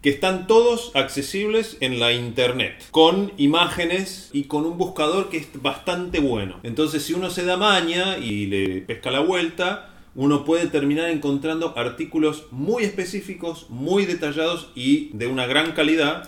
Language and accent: Spanish; Río Negro, Argentina; yo soy de Río Negro y yo cantaba el himno de niño en la escuela